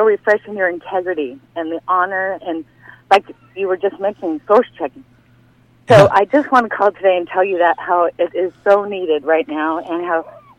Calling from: Texas, United States; Hi, Gary. I'm calling from Texas.

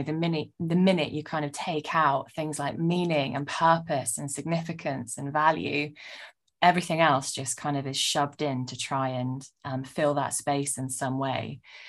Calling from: London, United Kingdom; Oh, I'm zooming in from my apartment in not so sunny northern London.

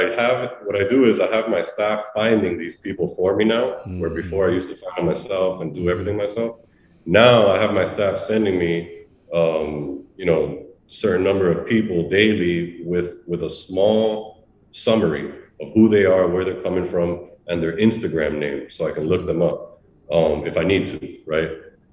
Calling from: Miami, Florida, United States; I know you don't know me. I'm calling you from Miami.

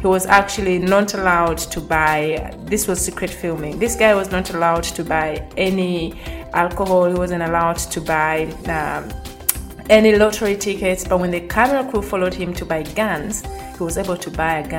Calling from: Dakar, Senegal; I am joining you from Dakar.

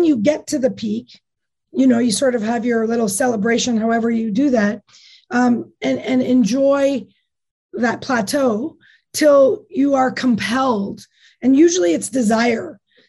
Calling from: Whistler, British Columbia, Canada; Today I'm in Whistler.

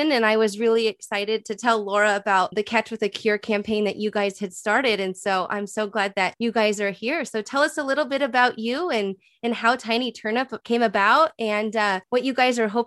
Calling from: Scottsdale, Arizona, United States; I am calling in from Scottsdale, Arizona.

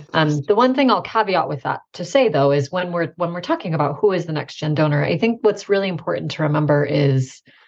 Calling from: Boise, Idaho, United States; I'm coming from Boise, Idaho. So if anyone has traveled through Idaho, it's a lovely state.

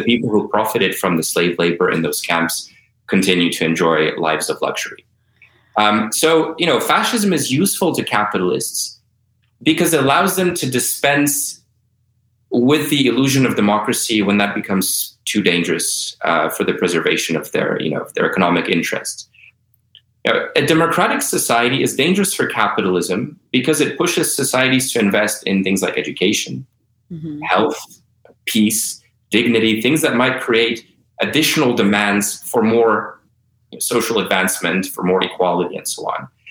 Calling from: Berlin, Germany; I'm calling in from Berlin now

